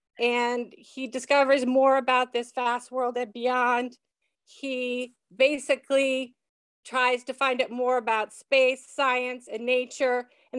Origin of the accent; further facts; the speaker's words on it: Exeter, New Hampshire, United States; also born or lived in California; I grew up in Exeter. I was born in Exeter at the Exeter Hospital, and I grew up locally, went to the elementary school and the Lincoln Street School and the junior high.